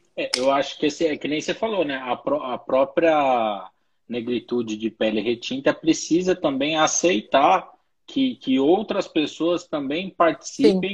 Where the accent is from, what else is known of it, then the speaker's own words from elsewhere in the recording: Brazil; A gente é brasileiro